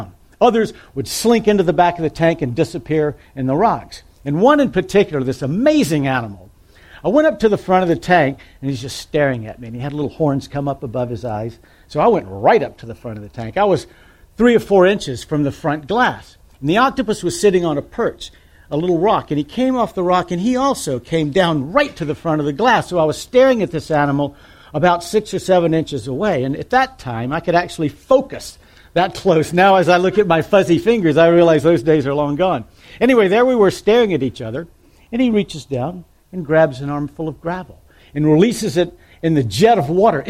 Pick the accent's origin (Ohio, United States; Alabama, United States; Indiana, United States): Alabama, United States; Mobile; I grew up in Mobile, Alabama.